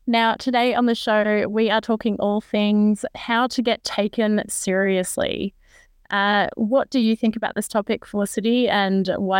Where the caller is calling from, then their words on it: New South Wales, Australia; I'm calling in from Gadigal country this morning. My roots are actually from Darawal country though